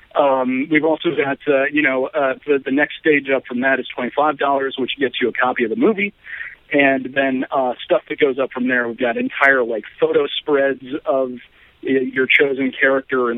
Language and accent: English; Omaha, Nebraska, United States; moved away as an adult; also born or lived in Santa Fe, New Mexico; now in Los Angeles, United States; I'm an Omaha native, I grew up in the Midwest